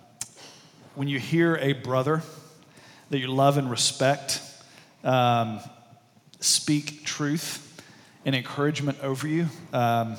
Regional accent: southwest Alabama, United States; moved away; I was down in southwest Alabama in a small town where I grew up

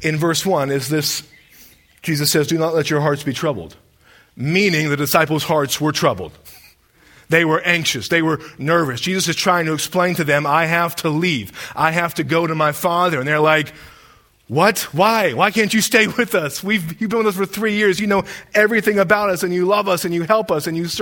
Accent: Deep South, United States; growing up in the Deep South

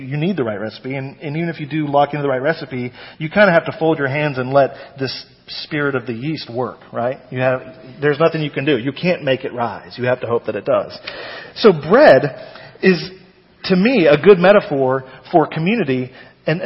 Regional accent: North Texas, United States; moved away; also born or lived in Brooklyn; I grew up in North Texas.

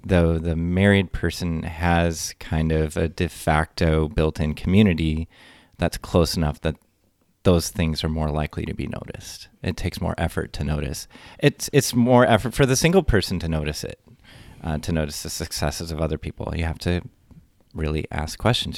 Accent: near Detroit, Michigan, United States; moved away as an adult; now in Madison, United States; I'm from near Detroit, Michigan

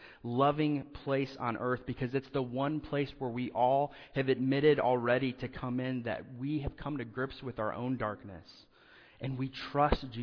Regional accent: Indiana, United States; moved away; where I grew up in Indiana, homes have basements

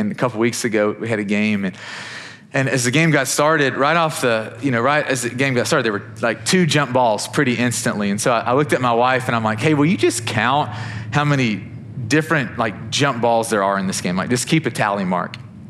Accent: Kentucky, United States; I'm from Kentucky, big Wildcats fan.

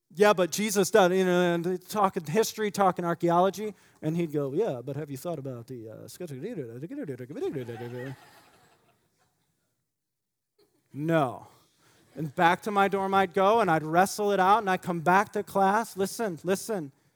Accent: United States; as American Christians

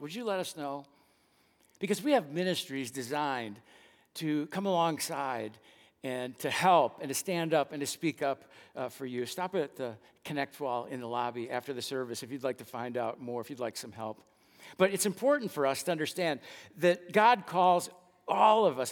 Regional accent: Dallas, Texas, United States; the church where I grew up attending in West Dallas

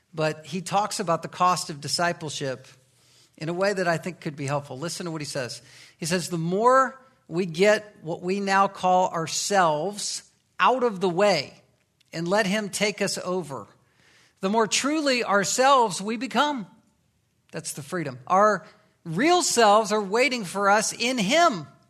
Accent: the Bible Belt, United States; I was growing up in the Bible Belt

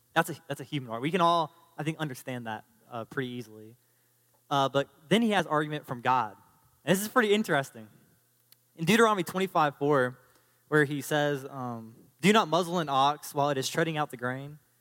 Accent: United States; as an American citizen

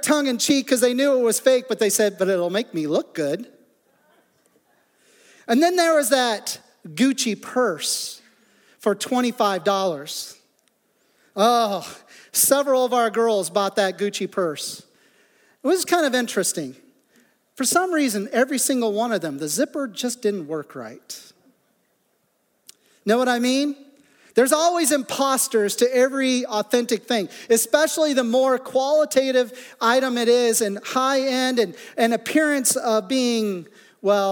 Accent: Midwest, United States; now in south central Pennsylvania, United States; growing up in the Midwest

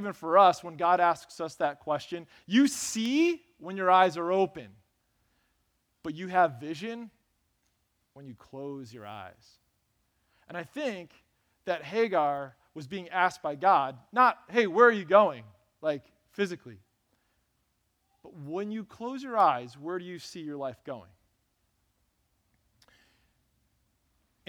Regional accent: Lansing, Michigan, United States; I grew up on Burnham Avenue in Lansing

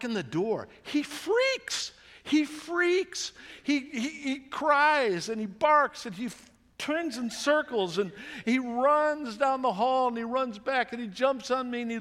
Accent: United States; we're good American Christians

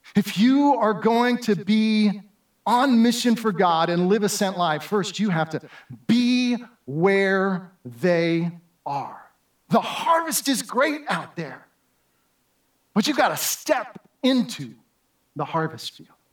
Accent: Southern California, United States; moved away; also born or lived in New Jersey / Florida; as a kid growing up in Southern California

